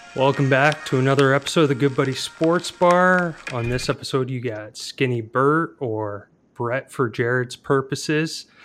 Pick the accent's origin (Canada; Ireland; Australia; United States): Canada; Al and I both being Canadian